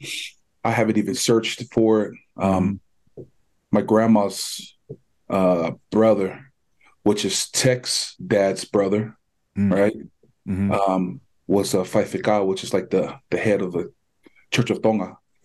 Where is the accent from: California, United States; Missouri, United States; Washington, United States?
California, United States; Los Angeles; moved away as an adult; now in Salt Lake City, United States; I'm from Cali, man. I born and raised, happy where I grew up. Grew up with nothing, which is great because everything I have, I'm grateful for. Mm. Feel me? And I live here in Salt Lake City now, home of the Utah Jazz.